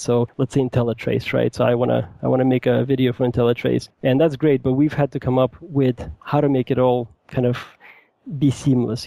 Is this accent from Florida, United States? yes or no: no; New York City, New York, United States; moved away as an adult; now in Seattle, United States; i grew up in new york city i currently live in the greater seattle area I moved here a couple of years ago